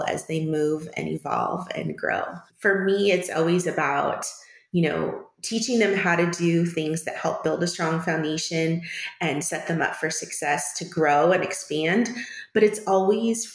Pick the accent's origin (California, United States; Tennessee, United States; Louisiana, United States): California, United States; moved away as an adult; also born or lived in Washington; now in Phoenix, United States; I was born in California and lived in California for most of my childhood until I was in high school